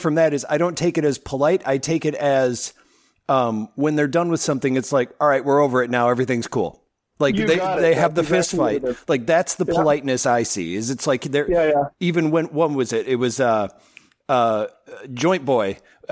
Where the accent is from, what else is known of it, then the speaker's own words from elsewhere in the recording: Wisconsin, United States; I'm from Wisconsin. It's like the worst accent in the world